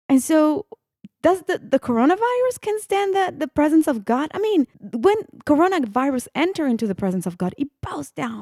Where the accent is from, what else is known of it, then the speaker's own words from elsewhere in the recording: Italy; English is a second language; moved away; I was born and raised, I was born and raised in Italy. So, yeah, that you hear the accent